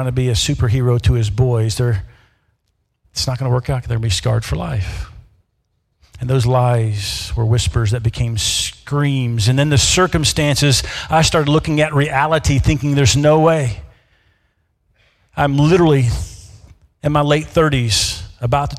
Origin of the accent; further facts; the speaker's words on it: Memphis, Tennessee, United States; moved away as an adult; also born or lived in Mississippi / Davenport, Iowa / Dubuque, Iowa; now in Iowa, United States; I'm from the South. Born in Mississippi, raised in Memphis, Tennessee